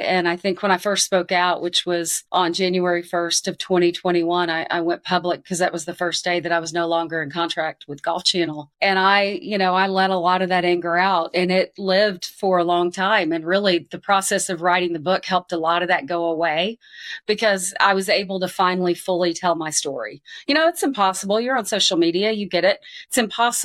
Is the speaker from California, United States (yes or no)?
no; Arkansas, United States; moved away; I grew up a pretty decorated athlete in my home state. I was the 1992 Arkansas Female Athlete of the Year